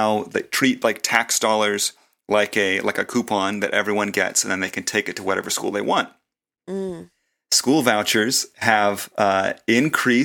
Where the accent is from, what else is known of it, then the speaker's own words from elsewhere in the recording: Olathe, Kansas, United States; growing up in Olathe, on the Kansas suburbs where I did